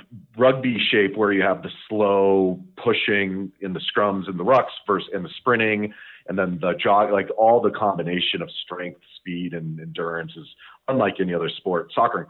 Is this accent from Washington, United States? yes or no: no; Longmont, Colorado, United States; I was born here in Colorado. I grew up in Longmont, Colorado, which is just northwest of Boulder. Went to Longmont High School